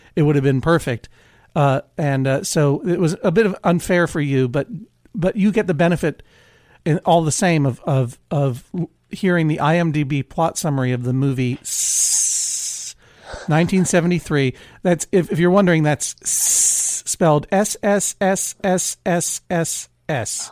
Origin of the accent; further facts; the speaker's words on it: Brookline, Massachusetts, United States; also born or lived in Blue Hill, Maine; now in Maine, United States; when I lived in Brookline, my hometown, but I'm no longer in Massachusetts